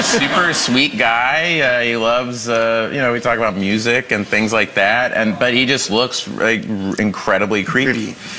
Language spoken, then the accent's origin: English; Tulsa, Oklahoma, United States; I grew up in Tulsa, Oklahoma